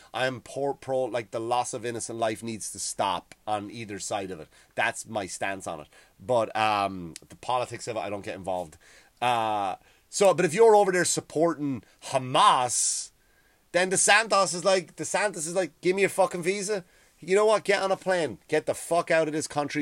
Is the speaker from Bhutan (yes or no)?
no; Ireland; moved away as an adult; now in United States; I used to grow up kind of, like, hating England because I was told to, right? You were told to hate England because what they did to Ireland.